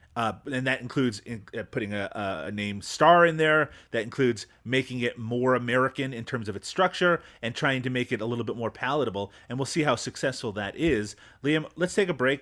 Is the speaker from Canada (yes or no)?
yes; Canada; as a Canadian